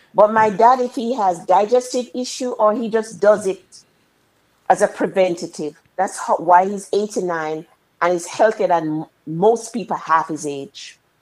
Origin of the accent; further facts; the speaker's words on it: Jamaica; when we were young young ladies growing up in Jamaica